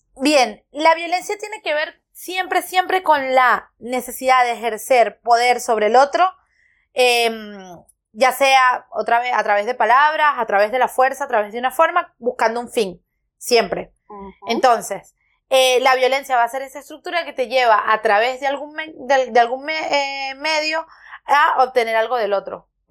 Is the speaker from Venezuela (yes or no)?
yes; Petare, Miranda, Venezuela; moved away; yo nací, crecí en Petare